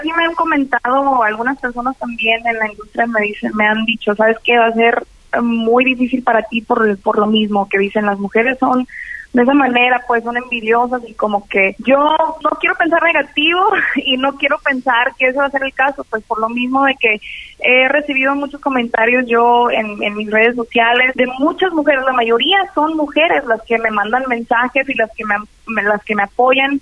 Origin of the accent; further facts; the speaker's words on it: Culiacán, Sinaloa, Mexico; De Culiacán, Sinaloa. Nací en Culiacán, Sinaloa, y pues me tocó vivir allá en el rancho, en, de donde es mi mamá